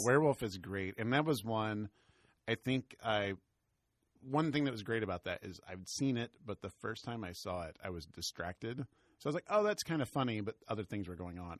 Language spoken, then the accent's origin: English; the South, United States; We're both from the South.